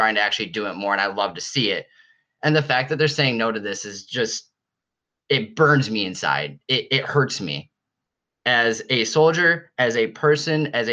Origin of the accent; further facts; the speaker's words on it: Buffalo, New York, United States; I grew up in Buffalo. I've lived here my entire life